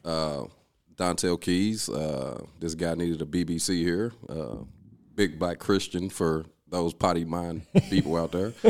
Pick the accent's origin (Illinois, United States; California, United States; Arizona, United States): Illinois, United States; East St. Louis; moved away as an adult; I'm originally from East Saint Louis.